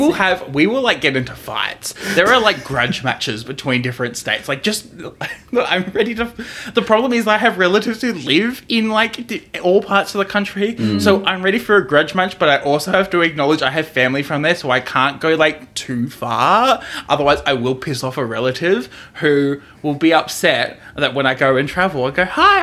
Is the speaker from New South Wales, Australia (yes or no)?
yes; Sydney, New South Wales, Australia; accent: Australian; now in Victoria, Australia; And in New South Wales, where I was born in Sydney, which is the capital city of New South Wales.